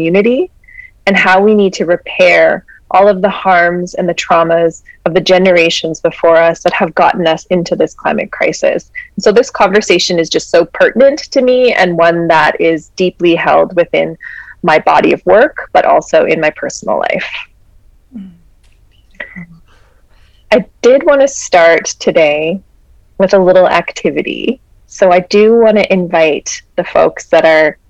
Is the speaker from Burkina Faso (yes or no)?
no; Peace Athabasca Delta, Northern Alberta, Canada; we come from the Peace Athabasca Delta